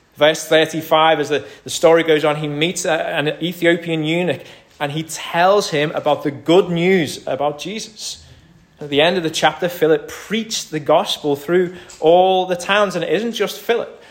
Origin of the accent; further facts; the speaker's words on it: United Kingdom; we're British